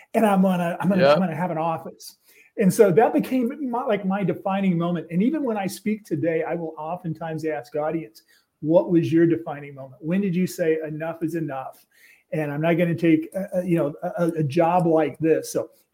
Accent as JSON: {"language": "English", "region": "Midwest", "country": "United States", "tie": "born or raised there", "said": "we grew up in the Midwest"}